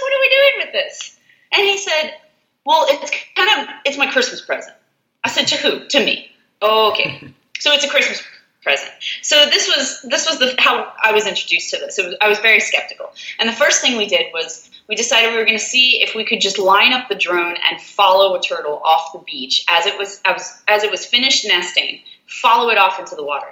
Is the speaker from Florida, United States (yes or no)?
yes; South Florida, United States; moved away as an adult; now in Alabama, United States; I'm originally from South Florida